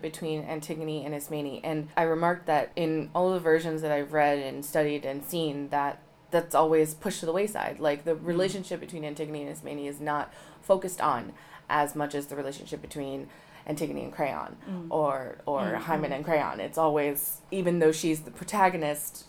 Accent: United States; moved away; I'm American

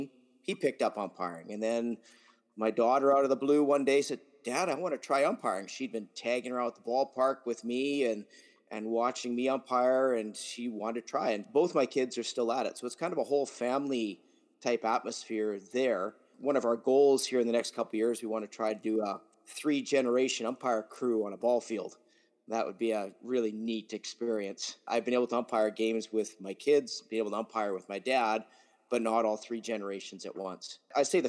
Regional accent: Vegreville, Alberta, Canada; moved away as an adult; also born or lived in Drumheller, Alberta; now in Saskatoon, Canada; I'm originally from Vegreville, Alberta. I there for majority of my life. Took all my most of my schooling there, graduated from there

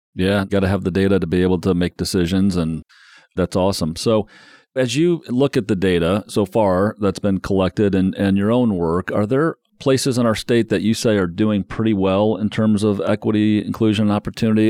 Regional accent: South Bend, Indiana, United States; That happens to be my hometown as well, Michiana, as we like to call it

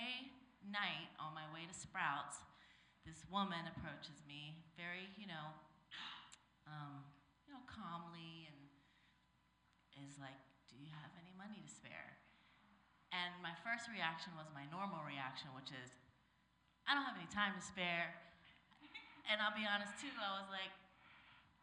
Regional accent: Maryland, United States; moved away as an adult; now in Los Angeles, United States; I'm from Maryland, the East Coast

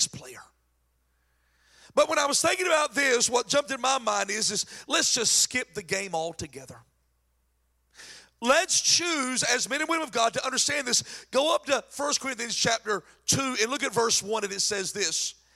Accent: North Carolina, United States; accent: crazy country accent; I'm from North Carolina with a crazy country accent

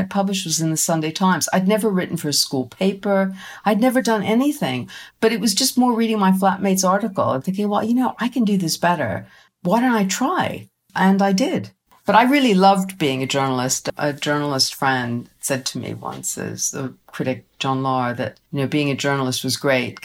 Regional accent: United States; moved away; when I was growing up in America

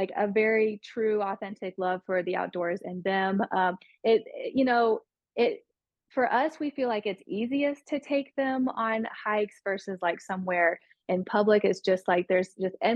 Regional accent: Tennessee, United States; I grew up in Tennessee

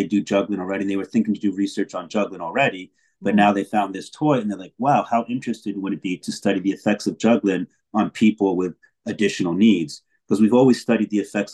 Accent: Plainfield, United States; moved away; I was born in Plainfield.

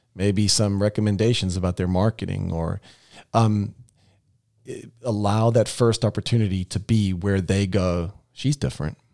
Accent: South Africa; moved away as an adult; now in United States; I came from South Africa where all houses were built like the third little piggy

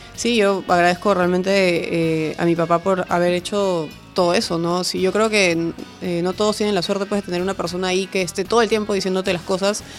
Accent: Peru; aquí en mi país

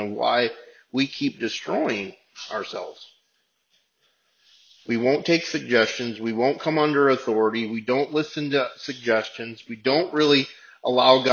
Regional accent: United States; we're Americans and we're living in this place

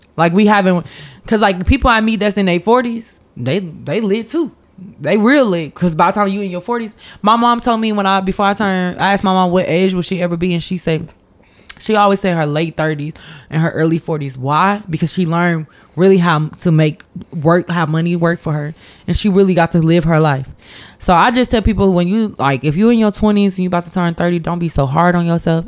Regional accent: Champaign, Illinois, United States; I'm from Champaign

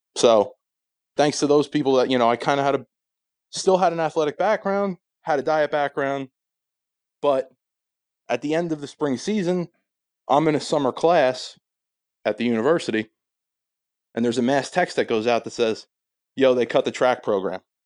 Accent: Sayreville, New Jersey, United States; I'm from Sayreville, New Jersey, my whole life, currently live in a neighboring town.

